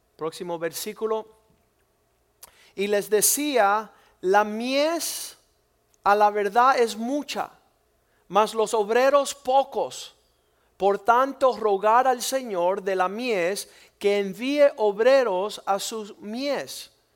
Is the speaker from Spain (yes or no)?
no; Cuba; moved away; nosotros somos cubanos y nunca hemos podido disfrutar nuestro país